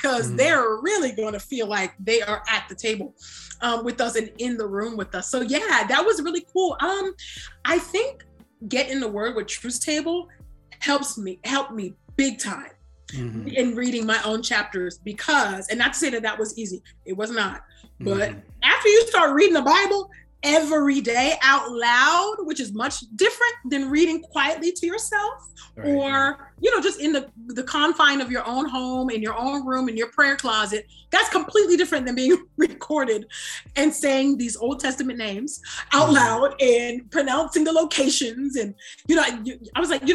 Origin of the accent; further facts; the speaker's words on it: California, United States; my own social location as West African, although born and raised in California, first gen